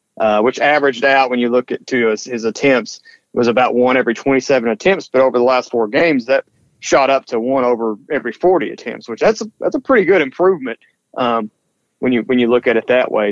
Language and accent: English; Eastern Kentucky, United States; moved away; we're both from Eastern Kentucky